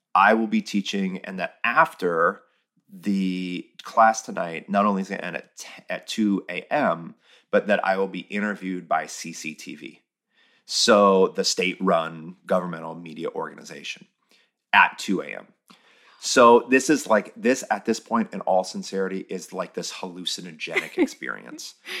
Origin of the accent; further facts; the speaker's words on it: United States; as an American